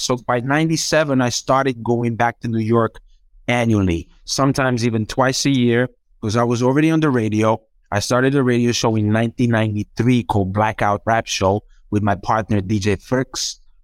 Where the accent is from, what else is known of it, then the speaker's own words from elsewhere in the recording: Zagreb, City of Zagreb, Croatia; English is a second language; I started learning English from, like, when I was, like, maybe five, six in my building in Zagreb